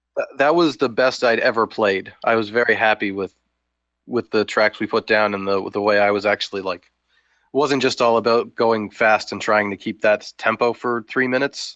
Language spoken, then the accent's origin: English; Ajax, Ontario, Canada; now in Hamilton, Canada; born in Ajax